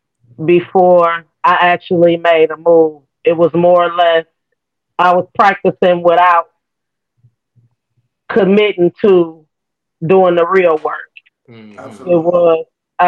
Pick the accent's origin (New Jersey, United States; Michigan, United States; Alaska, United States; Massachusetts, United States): Michigan, United States; Detroit; moved away; I'm originally from Detroit, Michigan